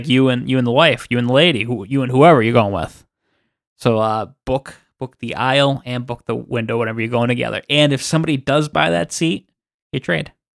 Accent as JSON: {"language": "English", "region": "Massachusetts", "country": "United States", "said": "we're from Boston, we're from Massachusetts"}